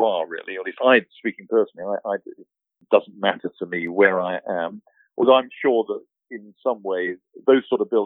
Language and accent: English; Wooburn Green, South East England, United Kingdom; moved away; being British, you know, my local church in Woburn Green in Buckinghamshire is a 12th century church. So you can go in there, and, you know, which I did, sang in the choir there.